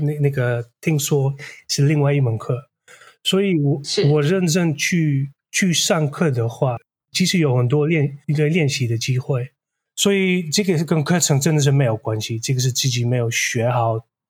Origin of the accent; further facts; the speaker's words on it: Netherlands; first language Dutch; Chinese is a second language; moved away as an adult; now in Taiwan; 我是来自荷兰，我是印度裔的，我背景有点复杂，然后我是大概第四代印度裔的第一代在荷兰出生的那，那种。然后，所以我母语是荷兰语